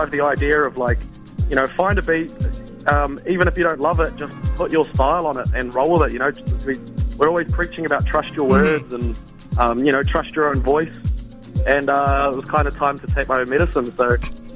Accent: Auckland, New Zealand; I'm a rapper from West Auckland

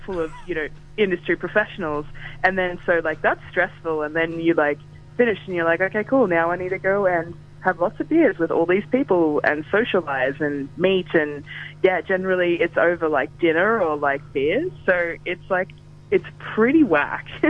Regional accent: Melbourne, Victoria, Australia; I'm from Melbourne

